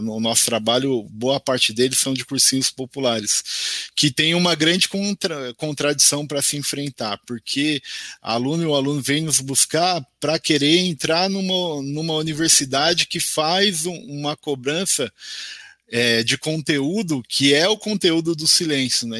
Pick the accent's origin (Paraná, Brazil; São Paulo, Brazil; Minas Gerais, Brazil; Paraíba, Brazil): São Paulo, Brazil; nós somos aqui de São Paulo